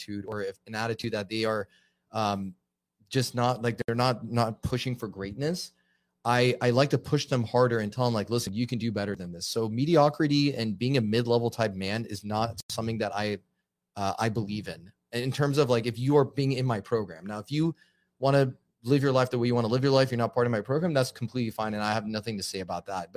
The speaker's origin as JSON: {"language": "English", "town": "Los Angeles", "region": "California", "country": "United States", "tie": "born or raised there", "moved": "yes", "lives_now": "Arizona, United States", "said": "I'm born and raised in Los Angeles"}